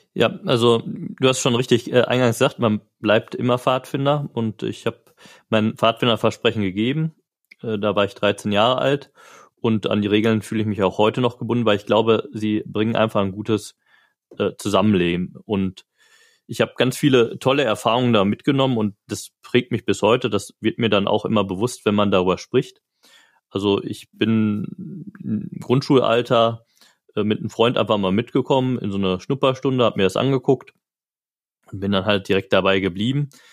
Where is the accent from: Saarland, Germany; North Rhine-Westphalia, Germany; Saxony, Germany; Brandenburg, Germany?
North Rhine-Westphalia, Germany; Marl; also born or lived in Gelsenkirchen; wohnhaft seit meiner Kindheit in Mahl. Ich bin aufgewachsen, zur Schule gegangen, erst die Realschule in Mahl